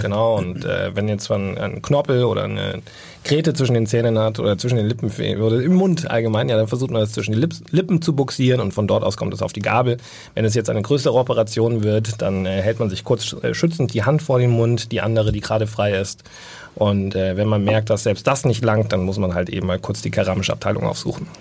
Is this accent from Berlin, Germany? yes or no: no; Bavaria, Germany; bei uns in Bayern